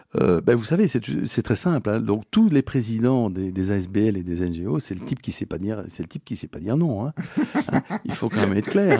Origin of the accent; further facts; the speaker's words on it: Belgium; je suis un petit Belge, euh, tranquille